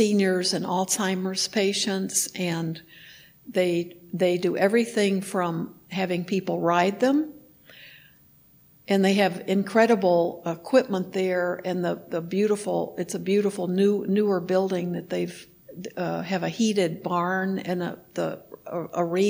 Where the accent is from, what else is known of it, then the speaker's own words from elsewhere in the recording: Texas, United States; moved away; I grew up in Texas